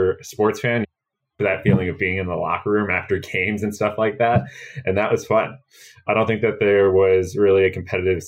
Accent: New Vernon, New Jersey, United States; also born or lived in Boston; I grew up in the suburbs of New York in New Jersey in a small town called New Vernon

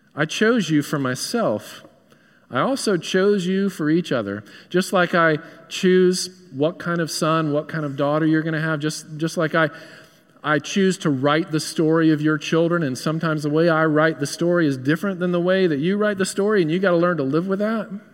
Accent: New York, United States; moved away; I hail from New York

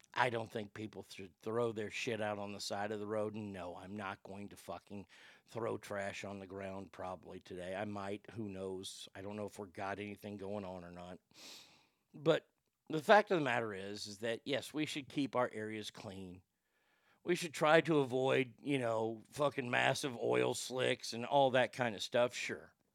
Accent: Dallas, Texas, United States; my hometown of Dallas, Texas

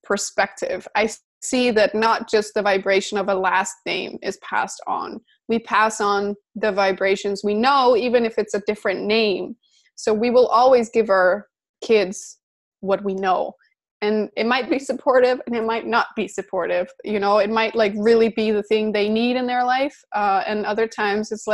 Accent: Denmark; I'm from Denmark

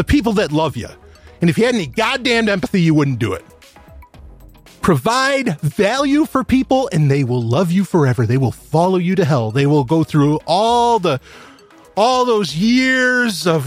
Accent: New York, United States; I'm from New York.

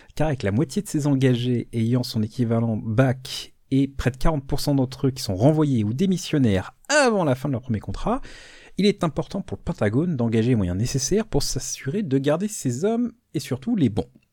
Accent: France; chez nous en France

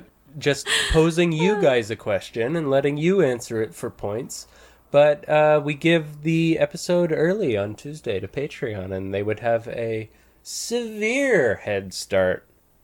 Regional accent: Canada; We are Canadian, after all.

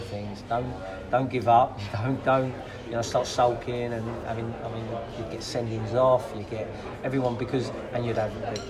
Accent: England, United Kingdom; also born or lived in Spain; me coming in as an English person

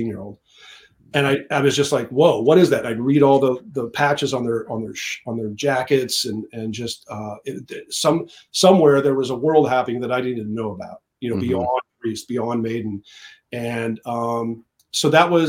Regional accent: Iowa, United States; I grew up in the Midwest in Iowa

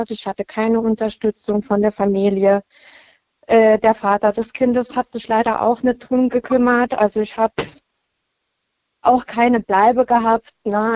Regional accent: Baumholder, Rhineland-Palatinate, Germany; Ich komme aus Baumholder. Das ist in der Nähe von Ida Oberstein.

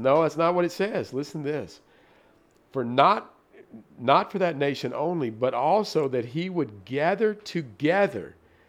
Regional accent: Tennessee, United States; like, in Tennessee, we would say, you ain't from around here, are you?

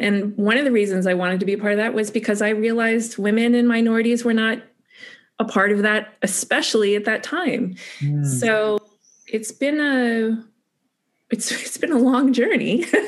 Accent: United States; especially as an American

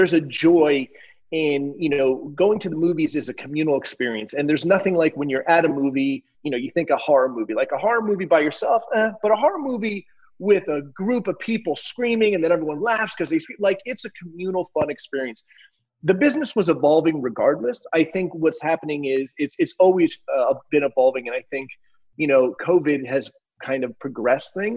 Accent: New Jersey, United States; moved away; also born or lived in Miami; I grew up in Jersey. I'm a, you know, a Northeast, a tri-state area guy

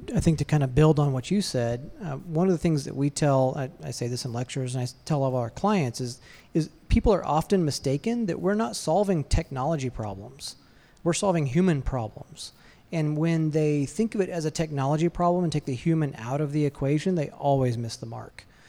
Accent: Athens, Georgia, United States; now in Atlanta, United States; I was born in Athens, and so, uh, while not, uh, technically an Atlanta native, I'm more Atlanta native than a lot of people

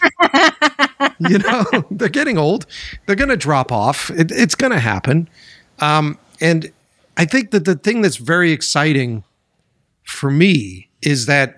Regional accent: Boston, Massachusetts, United States; moved away as an adult; I'm originally from Boston

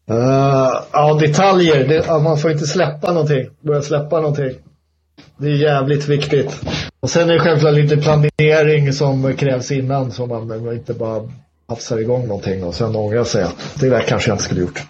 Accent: Stockholm, Stockholm County, Sweden; Jag är ju stockholmare

